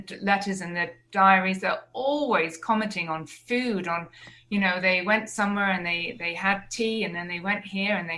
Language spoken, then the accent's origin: English; Jersey; I grew up in Jersey